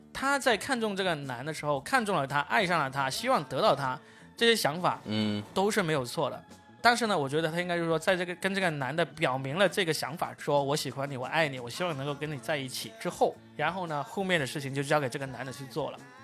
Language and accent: Chinese; Guangdong, China; 我是广东的